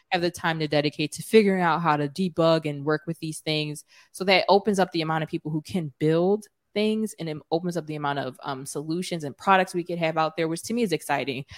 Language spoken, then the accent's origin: English; Philadelphia, Pennsylvania, United States; I'm from Philly